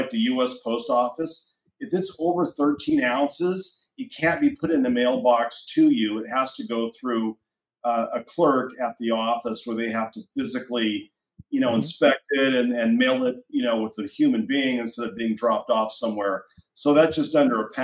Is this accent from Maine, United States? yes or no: no; Oregon, United States; in Oregon, in my home state